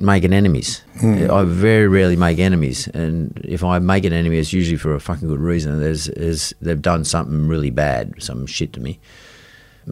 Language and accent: English; Sydney, New South Wales, Australia; So they moved to Punchbowl, and I was born in Punchbowl.